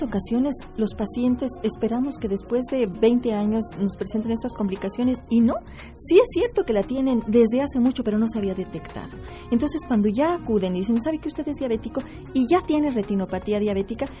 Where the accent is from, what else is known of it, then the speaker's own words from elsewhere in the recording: Querétaro, Mexico; esta tierra queretana que nos vio nacer